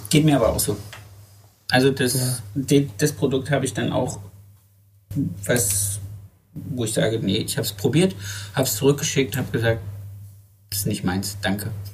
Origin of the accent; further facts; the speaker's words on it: Germany; moved away; Ich komme ich komm ja aus dem Harz ursprünglich